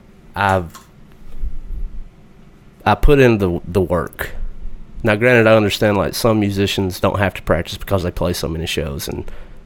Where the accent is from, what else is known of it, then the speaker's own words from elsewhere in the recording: Alabama, United States; I'm from Alabama